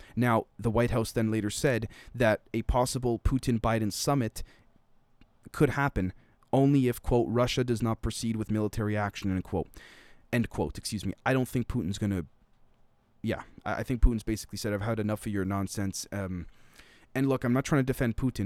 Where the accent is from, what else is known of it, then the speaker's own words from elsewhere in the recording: Canada; a Canadian